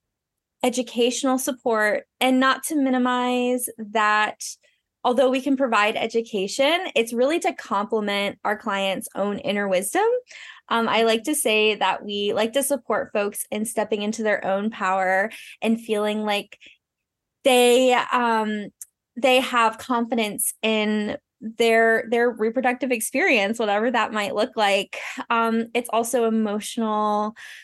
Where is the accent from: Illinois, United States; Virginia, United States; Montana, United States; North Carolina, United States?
North Carolina, United States; moved away as an adult; now in Maine, United States; I am originally from North Carolina, but I'm living here in Maine now and have been for 10-ish years